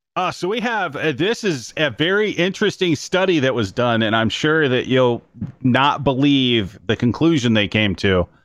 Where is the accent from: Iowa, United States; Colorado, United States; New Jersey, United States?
Iowa, United States; growing up in Iowa